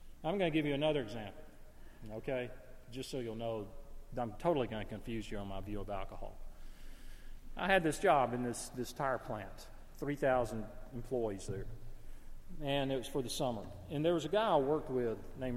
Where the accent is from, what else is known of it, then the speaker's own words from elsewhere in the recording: Gadsden, Alabama, United States; moved away; I'm in my hometown of Gadsden, Alabama